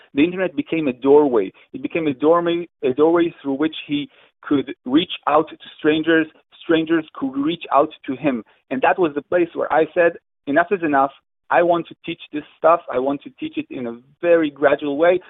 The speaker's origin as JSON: {"language": "English", "country": "Israel", "said": "I'm from Israel"}